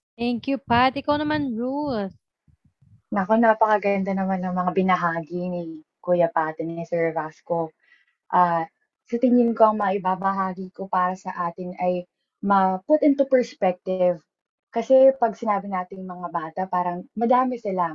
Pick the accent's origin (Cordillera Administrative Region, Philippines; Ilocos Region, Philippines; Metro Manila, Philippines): Metro Manila, Philippines; Pasig; taga Pasig kasi ako